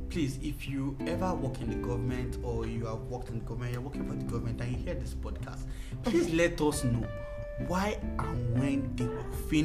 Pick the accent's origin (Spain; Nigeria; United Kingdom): Nigeria; Lagos; I grew up in Lagos